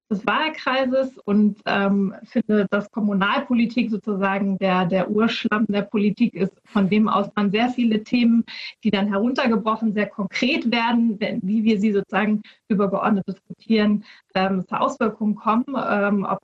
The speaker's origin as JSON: {"language": "German", "town": "Wandsbek", "region": "Hamburg", "country": "Germany", "tie": "born or raised there", "said": "Ich äh, bin geboren in Wandsbek und hier auch aufgewachsen."}